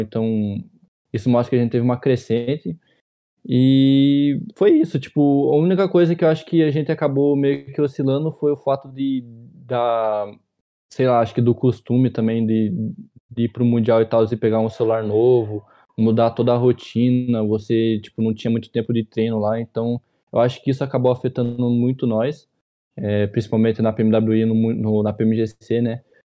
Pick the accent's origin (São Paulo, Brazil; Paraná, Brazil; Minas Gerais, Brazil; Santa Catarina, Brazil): Paraná, Brazil; Ponta Grossa; Tenho 21 anos e eu sou de Ponta Grossa, Paraná